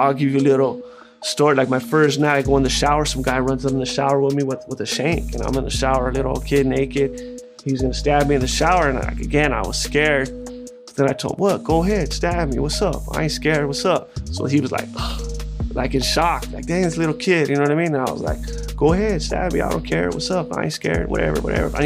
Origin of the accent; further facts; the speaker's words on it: United States; I'm American-Mexican